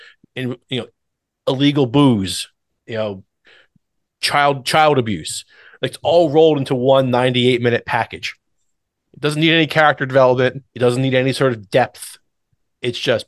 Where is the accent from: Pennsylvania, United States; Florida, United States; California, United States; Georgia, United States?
Pennsylvania, United States; Warrington, Jamison, Warminster area; when we were growing up in the Warrington, Jamison, Warminster area